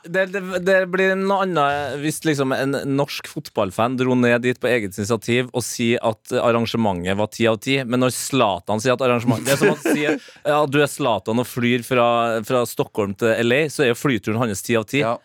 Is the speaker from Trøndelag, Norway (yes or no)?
yes; Trøndelag, Norway; som trønder